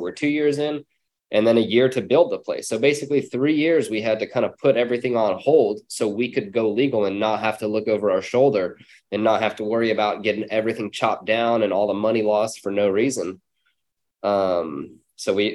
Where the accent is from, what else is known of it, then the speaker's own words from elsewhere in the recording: San Diego, California, United States; also born or lived in Long Beach, California; I'm from San Diego and in California, and we're up in Long Beach now.